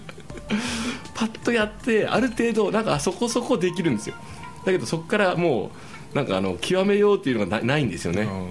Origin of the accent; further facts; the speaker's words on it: Kumamoto, Japan; accent: Kumamoto dialect; 熊本弁で聞き返したら